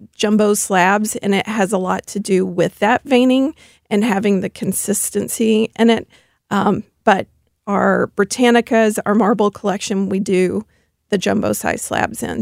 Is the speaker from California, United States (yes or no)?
no; Memphis, Tennessee, United States; now in St. Louis, United States; I do come from Memphis, Tennessee, so I'm a Southern girl at heart